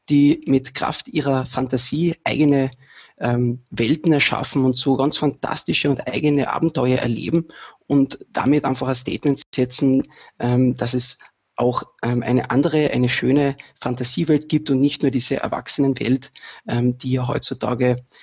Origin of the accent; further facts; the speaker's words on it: Carinthia, Austria; now in Vienna, Austria; ich komme aus Kärnten, lebe seit kurzem in Wien